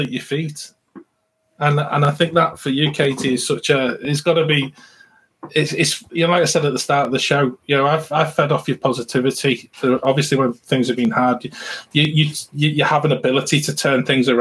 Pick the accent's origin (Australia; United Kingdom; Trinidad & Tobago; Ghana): United Kingdom; England; we come from England